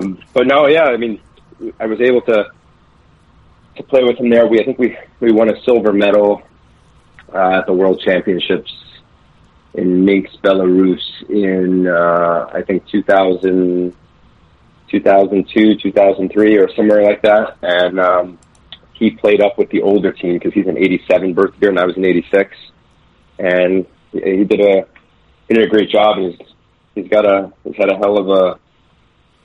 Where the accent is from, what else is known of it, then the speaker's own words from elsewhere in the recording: Queens, grew up on Long Island, New York, United States; I was born in Queens, New York, 1986